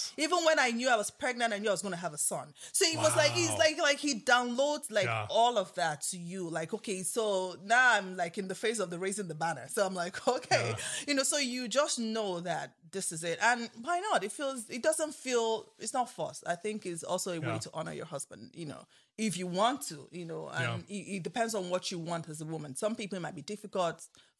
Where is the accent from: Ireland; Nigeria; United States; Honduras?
Nigeria; Calabar, Cross River; you know, my lovely pastor I grew up with in Calabar, where I went to school.